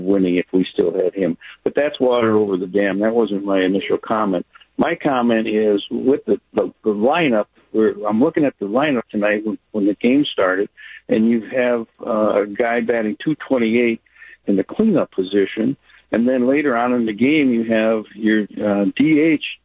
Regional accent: Baraboo, Wisconsin, United States; I am from Baraboo

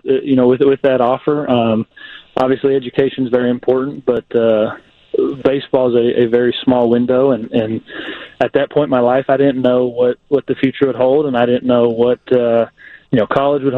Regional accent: California, United States; moved away as an adult; also born or lived in Arkansas; growing up on the West Coast

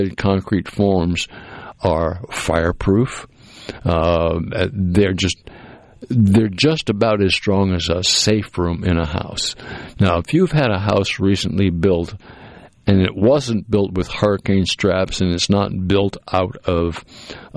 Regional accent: Cape Cod, Massachusetts, United States; moved away; where I grew up on the Cape, because it was a small town

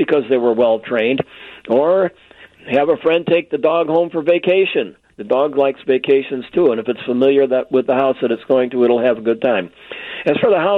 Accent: Chicago, Illinois, United States; when I was a kid, I grew up here in Chicago 75 years ago

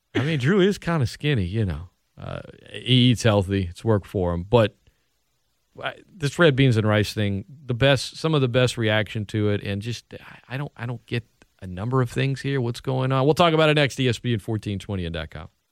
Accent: Lafayette, Louisiana, United States; born or raised there; also born or lived in Opelousas, Louisiana / New Orleans, Louisiana

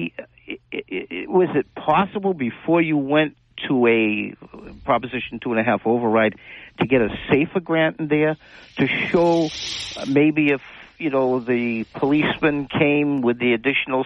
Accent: New Bedford, Massachusetts, United States; I'm from New Bedford

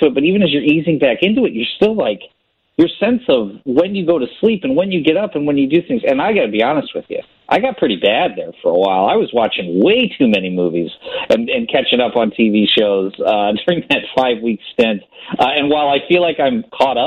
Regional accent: Illinois, United States; I grew up in Middle America and Illinois

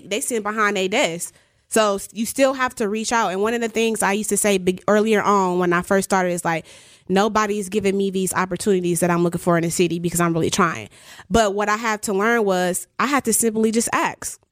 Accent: Milwaukee, Wisconsin, United States; moved away as an adult; also born or lived in Atlanta; One of the reasons why I moved back from Atlanta to Milwaukee is to help the community.

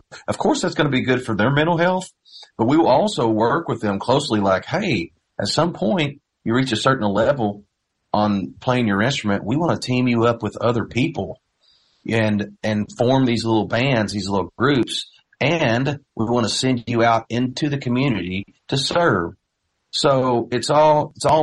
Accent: Knoxville, Indiana, United States; I grew up in Knoxville, just East Davis County, little farming community

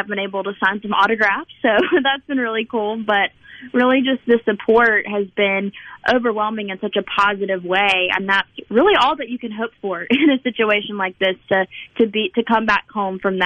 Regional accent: Mississippi, United States; the entire state of Mississippi, but just my hometown

